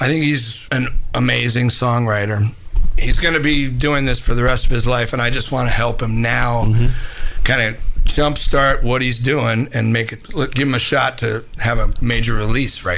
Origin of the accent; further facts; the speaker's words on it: Minneapolis, Minnesota, United States; moved away; also born or lived in New York; I grew up in Minneapolis